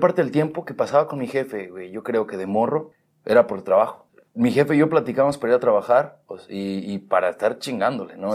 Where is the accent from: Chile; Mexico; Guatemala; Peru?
Mexico; now in California, United States; yo crecí más en México